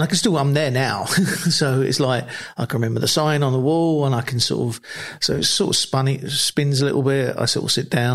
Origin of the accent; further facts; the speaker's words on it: London, United Kingdom; moved away as an adult; also born or lived in Australia; We grew up in South London together